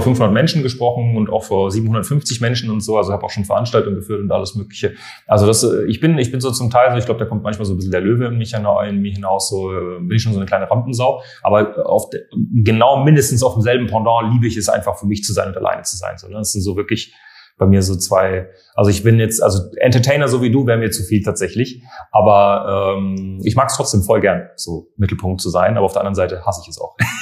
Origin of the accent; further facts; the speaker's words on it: Munich, Bavaria, Germany; moved away as an adult; now in Berlin, Germany; Meine ganze Kindheit bin ich in, in München gewesen. Also ich komme ja eigentlich aus München